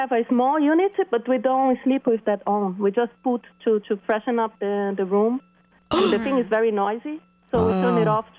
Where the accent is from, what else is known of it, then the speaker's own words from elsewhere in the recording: São Paulo, Brazil; first language Portuguese; English is a second language; moved away as an adult; also born or lived in China; now in Leuven, Belgium; I live in Belgium. I live in Leuven. It's 20 minutes from Brussels. But I'm originally from Brazil, from São Paulo, and I live here in Belgium for already 5 years.